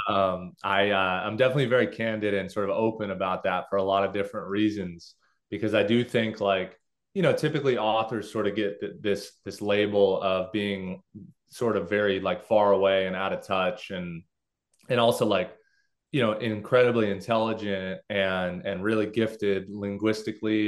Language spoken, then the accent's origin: English; Los Angeles, California, United States; I grew up in Los Angeles, uh, you know, Southern California